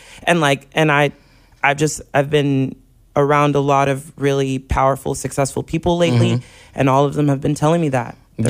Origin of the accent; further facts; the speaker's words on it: Corpus Christi, Texas, United States; I'm from Corpus.